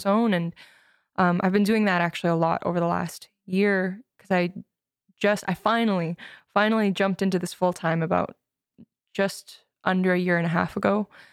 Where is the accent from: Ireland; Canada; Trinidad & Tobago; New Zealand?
Canada; Edmonton, Alberta; moved away as an adult; also born or lived in Victoria / Vancouver; now in Toronto, Canada; I grew up in Edmonton, then I moved to Van, or to Victoria for college